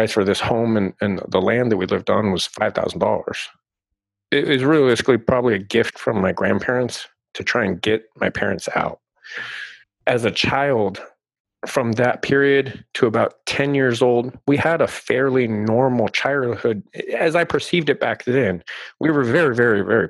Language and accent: English; Southern Arizona, United States; I grew up here in Arizona, Southern Arizona.